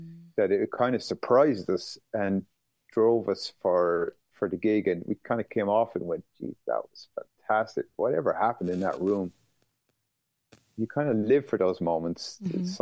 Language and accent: English; Skibbereen, Munster, Ireland; the town I grew up in Skibbereen